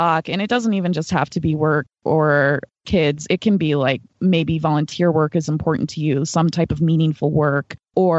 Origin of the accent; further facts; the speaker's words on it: United States; as an American woman